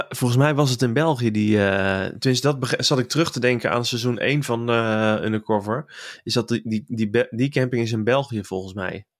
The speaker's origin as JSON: {"language": "Dutch", "town": "Waalwijk", "region": "North Brabant", "country": "Netherlands", "tie": "born or raised there", "also_born_or_lived": "Kaatsheuvel", "said": "ik ben geboren in Kaatsheuvel. En ik mhm. kom bij opgegroeid in, in Waalwijk"}